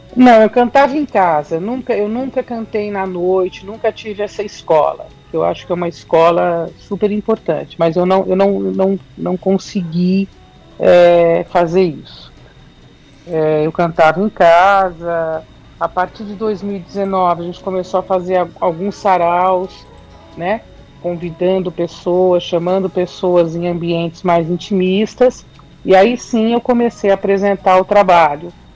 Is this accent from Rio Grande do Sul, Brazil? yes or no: no; São Paulo, Brazil; sou de São Paulo, da capital